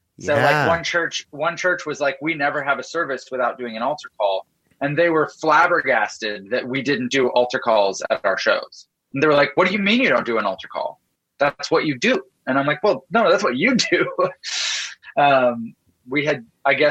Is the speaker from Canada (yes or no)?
yes; Canada; I grew up in Canada and my dad is a pastor